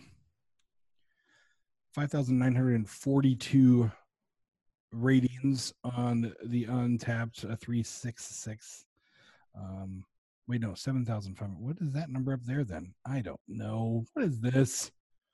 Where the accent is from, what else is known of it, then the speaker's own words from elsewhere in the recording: Rolla, Missouri, United States; I was born in Rolla